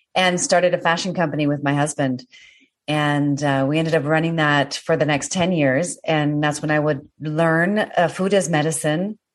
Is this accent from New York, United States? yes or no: no; Washington, District of Columbia, United States; moved away; coming from the East Coast, yeah. Washington D.C. also beautiful, but you know it, we had winter